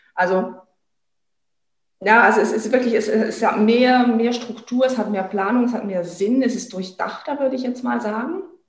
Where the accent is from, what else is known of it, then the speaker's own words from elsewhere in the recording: France; bei uns in Frankreich ist es ja auch, also Frankreich ist auch ein Pferdeland